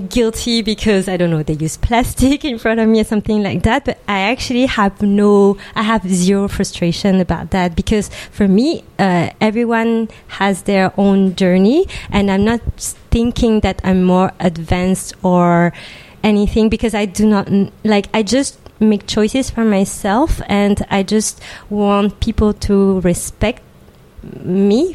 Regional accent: Île-de-France, France; I was born and raised in France from Asian immigrant parents

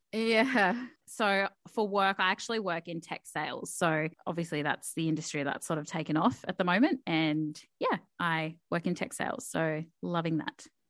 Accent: Townsville, Queensland, Australia; English is a second language; moved away as an adult; I moved down from Townsville, for anyone who knows where Townsville is. And I moved down about eight years ago now

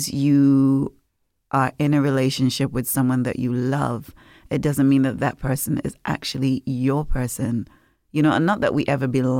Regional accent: Nevis, St. Kitts & Nevis; growing up in Nevis

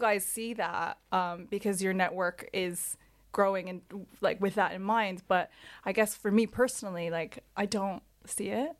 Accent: Toronto, Ontario, Canada; moved away; also born or lived in South Korea; I was born in South Korea, grew up in Toronto, and then I've been here for about thirteen years.

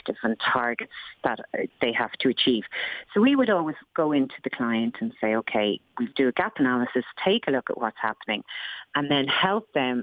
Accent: Ireland

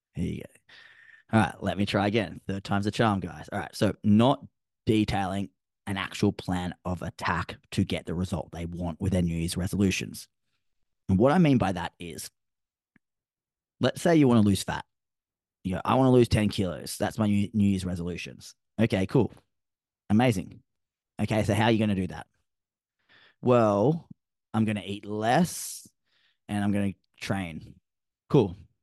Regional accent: Sydney, New South Wales, Australia; now in Gold Coast, Australia; I'm from Sydney originally

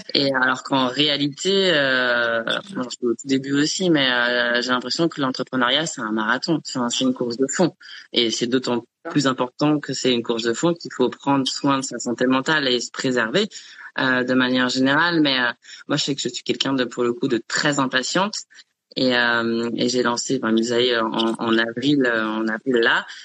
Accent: Chamonix, Auvergne-Rhône-Alpes, France; moved away; dans un chalet, dans vers vers Chamonix, enfin là, là d'où je viens

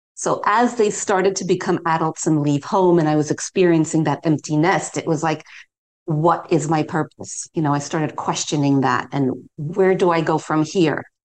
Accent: New York City, New York, United States; moved away as an adult; now in London, United Kingdom; I'm originally from New York City, but I've lived in London, England now for over 30 years, and that that's my home.

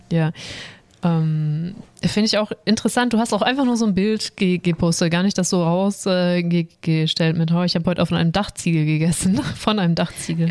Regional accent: Swabia, Germany; Ich als Schwabe

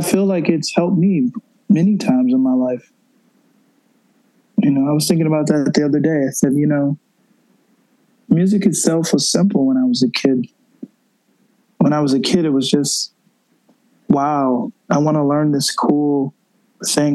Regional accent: Buffalo, New York, United States; moved away as an adult; also born or lived in Washington, D.C. / Colorado / California; now in New York City, United States; my hometown, Buffalo, New York

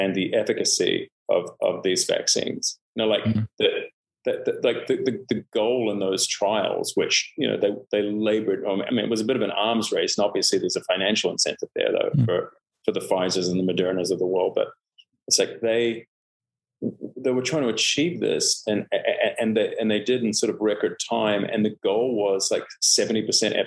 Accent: New Zealand; also born or lived in Canada; now in Los Angeles, United States; I moved from Canada to New Zealand when I was almost five. Mm. And I just always felt, you know, like a foreigner, even though, you know, I essentially grew up in New Zealand

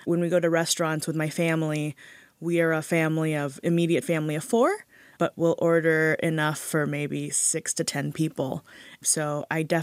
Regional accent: Hawaii, United States; I grew up in Hawaii

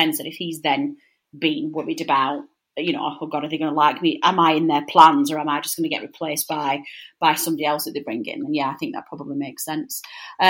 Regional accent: Burnley, North West England, United Kingdom; in the Northwest as well, particularly in Burnley, we're not that blunt.

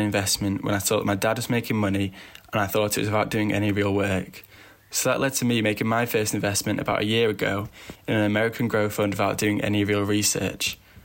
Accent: England, United Kingdom; I'm a seventeen-year-old student from England, if you couldn't tell from my accent.

